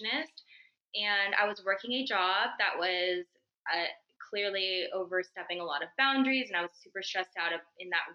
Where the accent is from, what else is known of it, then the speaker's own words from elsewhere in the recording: California, United States; I'm from California